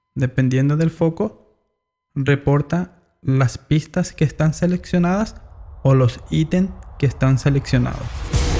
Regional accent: Paraguay; yo soy de Paraguay

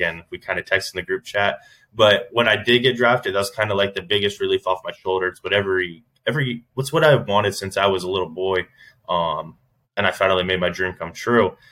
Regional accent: Orlando, Florida, United States; my hometown, Orlando.

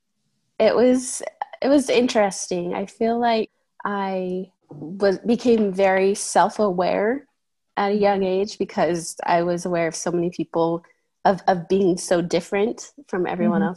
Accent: Ephraim, Utah, United States; born or raised there; also born or lived in Georgia

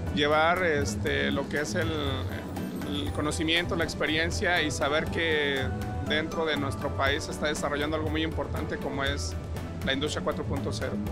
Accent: Mexico; Todos somos trabajadores mexicanos

